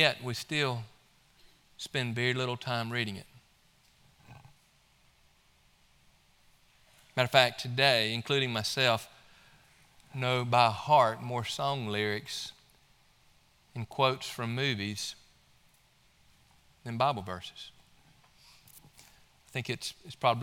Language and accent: English; Mississippi, United States; now in Georgia, United States; my home state of Mississippi